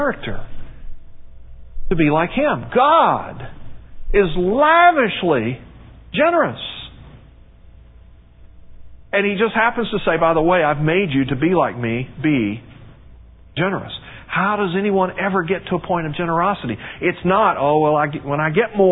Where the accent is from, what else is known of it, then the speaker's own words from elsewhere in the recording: United States; being American